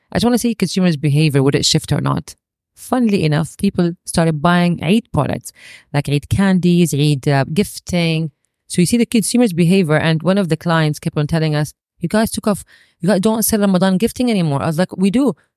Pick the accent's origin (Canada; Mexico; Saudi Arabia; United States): Saudi Arabia; growing up in Saudi